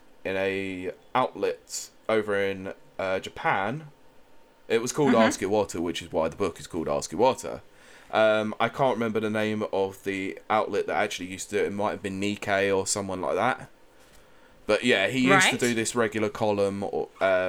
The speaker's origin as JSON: {"language": "English", "region": "England", "country": "United Kingdom", "said": "we're all a bunch of thick English people"}